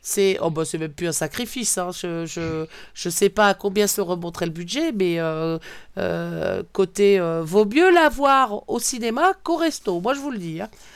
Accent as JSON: {"language": "French", "region": "Brittany", "country": "France", "said": "bretonne, voilà tout est dit, je suis bretonne"}